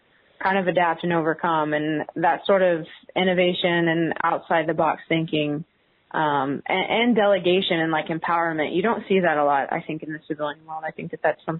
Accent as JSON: {"language": "English", "town": "Houston", "region": "Texas", "country": "United States", "also_born_or_lived": "Hawaii", "moved": "as an adult", "lives_now": "Austin, United States", "said": "I'm originally from Houston"}